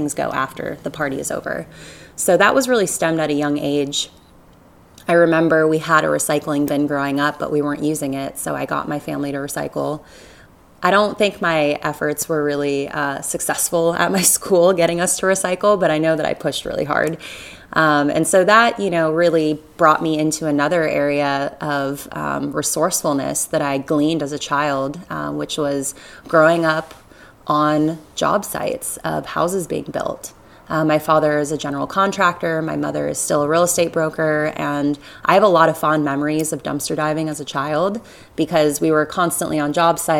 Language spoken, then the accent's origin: English; Southwest Florida, United States; I grew up in Southwest Florida